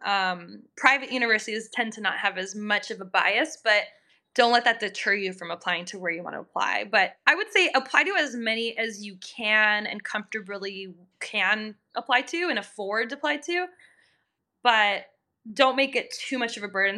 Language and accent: English; Minnesota, United States; moved away as an adult; also born or lived in Massachusetts; my home my home state is Minnesota